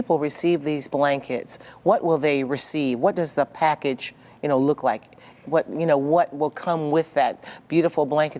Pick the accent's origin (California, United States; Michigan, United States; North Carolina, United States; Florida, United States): Michigan, United States; Jackson; my hometown of Jackson, Michigan.